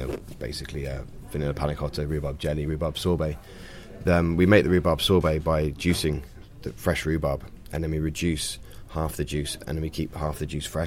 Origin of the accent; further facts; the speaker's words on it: Bath, South West England, United Kingdom; moved away as an adult; also born or lived in French Alps; I'm originally from Bath.